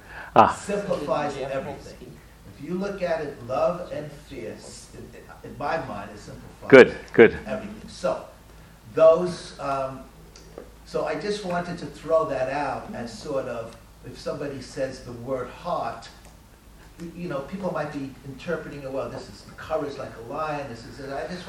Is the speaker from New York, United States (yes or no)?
yes; Brooklyn, New York, United States